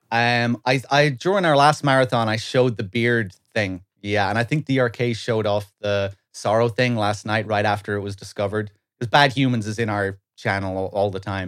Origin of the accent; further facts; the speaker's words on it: west of Ireland, Ireland; moved away as an adult; now in London, United Kingdom; I lived my whole life in Ireland, west of Ireland.